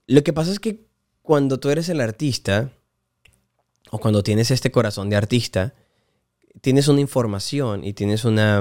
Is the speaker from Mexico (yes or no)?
no; Puerto Ayacucho, Amazonas, Venezuela; born or raised there; moved away; also born or lived in Maracay, Aragua, Venezuela / Miami, United States